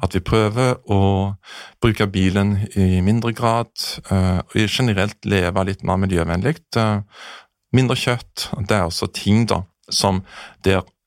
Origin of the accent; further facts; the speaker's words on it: Jæren, Rogaland, Norway; now in Oslo, Norway; der jeg kommer fra Jæren